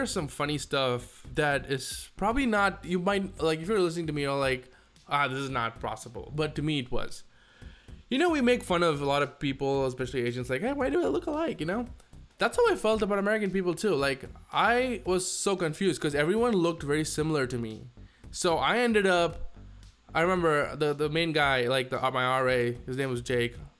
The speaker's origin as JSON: {"language": "English", "country": "India", "moved": "as an adult", "lives_now": "United States"}